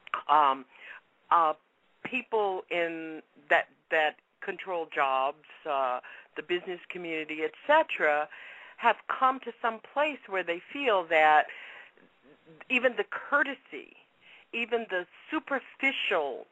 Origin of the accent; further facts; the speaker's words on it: Deep South, United States; I grew up in the Deep South.